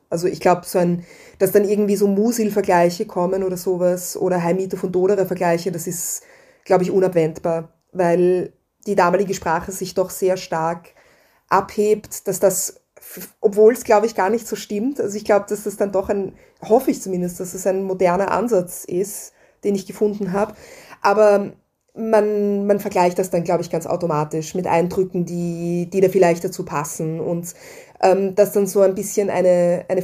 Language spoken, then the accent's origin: German; Vienna, Austria; die mir zum Beispiel als Wienerin an die Türkenbelagerung vermittelt wurde.